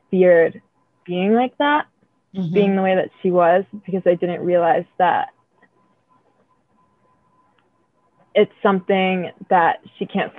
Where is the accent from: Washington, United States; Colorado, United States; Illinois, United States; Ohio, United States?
Ohio, United States; Northeast; also born or lived in Cleveland, Ohio / Willoughby, Ohio; I grew up in Cleveland, Ohio, but I moved to Willoughby, Ohio when I was in middle school. I lived like in a whole bunch of places up there, but Northeast Ohio my whole life.